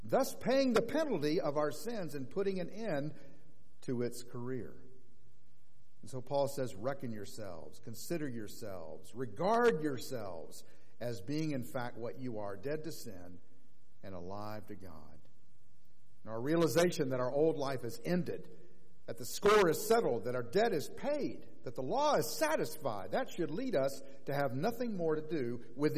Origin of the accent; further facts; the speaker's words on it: Orlando, Florida, United States; Orlando, my hometown